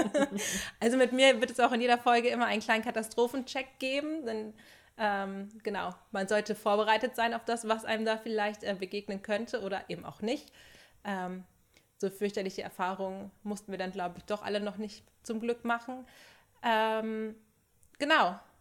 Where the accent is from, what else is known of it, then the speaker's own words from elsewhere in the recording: Sauerland, North Rhine-Westphalia, Germany; now in Dortmund, Germany; komme ich aus dem Sauerland